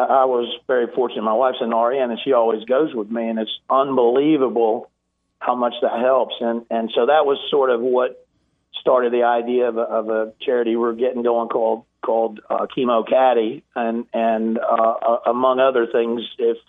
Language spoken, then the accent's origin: English; South Carolina, United States; also born or lived in East Tennessee; So I'm originally from East Tennessee, just a little north of Chattanooga, where I was born, and I have a lot of friends and family in the area, and it's where I first started playing golf, and we moved over to South Carolina at a pretty young age, and grew up competing in golf tournaments there